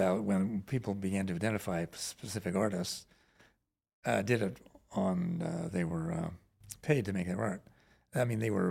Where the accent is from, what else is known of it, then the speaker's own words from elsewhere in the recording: Virginia, United States; Well, I grew up in Northern Virginia, which was a liberal community, but there was no art scene to speak of.